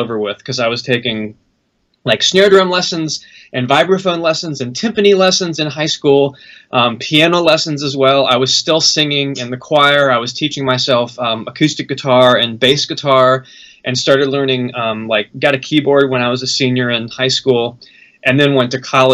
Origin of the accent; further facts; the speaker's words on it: North Carolina, United States; moved away; I'm from North Carolina, so I moved back to North Carolina like in the early 2000s